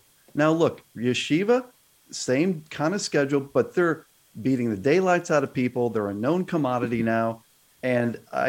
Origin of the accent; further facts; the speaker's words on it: Texas, United States; obviously this is my home state, my state of residence